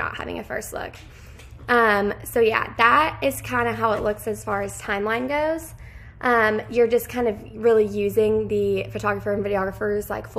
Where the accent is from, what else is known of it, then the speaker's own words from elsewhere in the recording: Lexington, Kentucky, United States; I am from Lexington, Kentucky